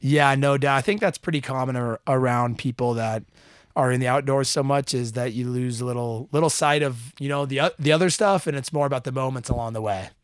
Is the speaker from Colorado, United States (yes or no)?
no; Utah, United States; so super fortunate to grow up in a place like Utah